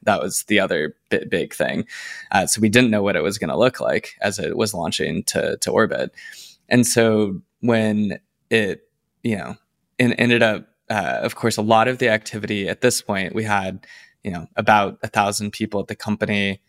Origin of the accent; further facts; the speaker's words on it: Plano, Texas, United States; moved away as an adult; also born or lived in Los Angeles, United States; I am from Plano, Texas. It's a suburb north of Dallas